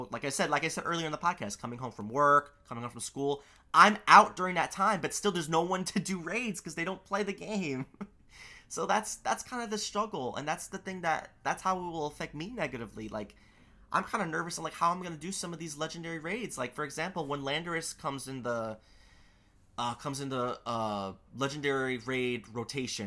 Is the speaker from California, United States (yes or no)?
no; New York City, New York, United States; I live in Queens. I'm a New Yorker